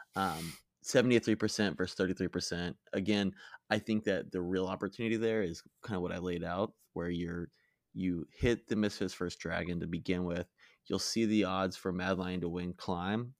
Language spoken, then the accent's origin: English; United States; I'm American